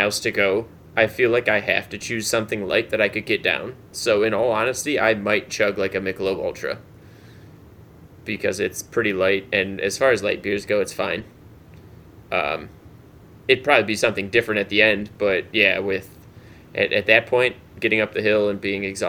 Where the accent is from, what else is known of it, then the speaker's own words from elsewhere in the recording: Cleveland, Ohio, United States; moved away; Cleveland, my hometown marathon